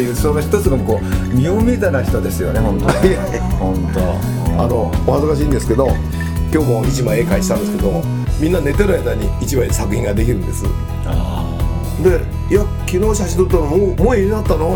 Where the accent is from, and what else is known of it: Toyama, Japan; born or raised there; also born or lived in Osaka